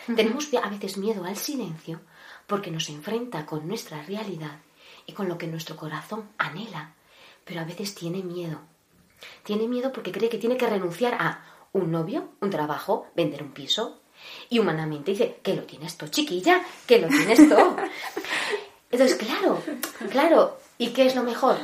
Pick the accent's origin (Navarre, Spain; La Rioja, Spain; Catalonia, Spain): Navarre, Spain; Cintruénigo; moved away as an adult; now in Ávila, Spain; nací en un pueblecito llamado Cintruénigo, Navarro, en Navarra, y, y actualmente, actualmente estoy viviendo en Ávila